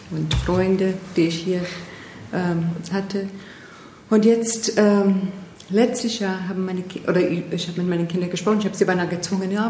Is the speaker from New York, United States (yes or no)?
no; Florida, United States; Ich bin Amerikanerin.